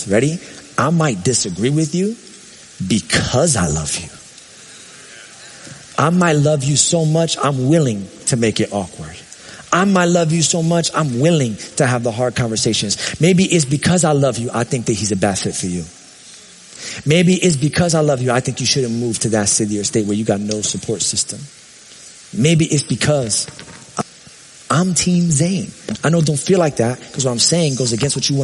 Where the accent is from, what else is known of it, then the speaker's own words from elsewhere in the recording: New York, United States; I'm from New York.